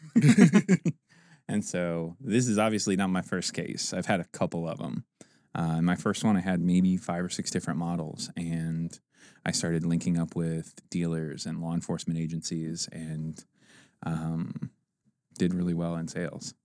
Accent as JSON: {"language": "English", "town": "Fort Wayne", "region": "Indiana", "country": "United States", "tie": "born or raised there", "also_born_or_lived": "Auburn, Indiana", "said": "I grew up in Auburn and Fort Wayne, Indiana"}